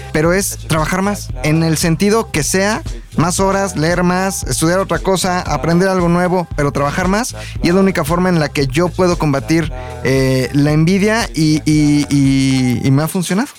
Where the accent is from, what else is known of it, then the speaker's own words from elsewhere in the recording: Mexico; los mexicanos somos